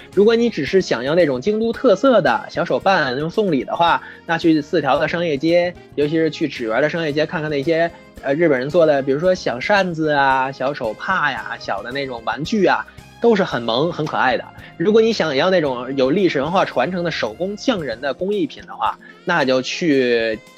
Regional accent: northern China, China; moved away as an adult; now in Japan; 尤其像我从北方来的

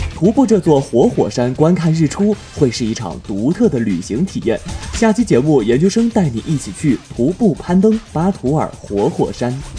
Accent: China; 我们是来自中国

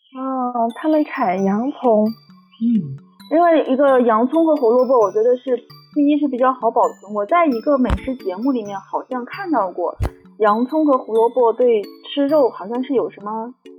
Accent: Bayannur, Inner Mongolia, China; 我们班研的两皮

